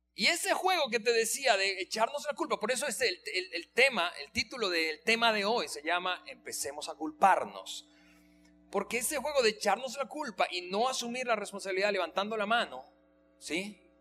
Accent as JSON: {"language": "Spanish", "country": "Venezuela", "moved": "as an adult", "lives_now": "Mexico", "said": "yo tengo siete aquí, así que yo soy más mexicano que venezolano"}